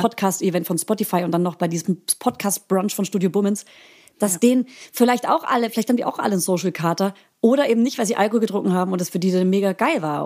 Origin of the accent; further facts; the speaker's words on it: Franconia, Bavaria, Germany; als Fränkin.